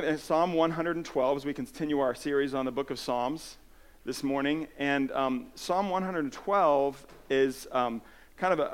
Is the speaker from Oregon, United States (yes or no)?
no; New Jersey, United States; also born or lived in California; I moved to New Jersey from California, I was 8 years old